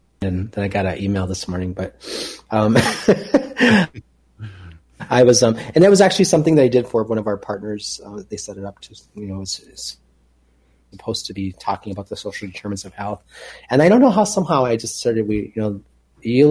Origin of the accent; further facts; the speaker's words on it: Minneapolis, Minnesota, United States; moved away as an adult; also born or lived in West Coast; growing up in South Minneapolis and being in boarding school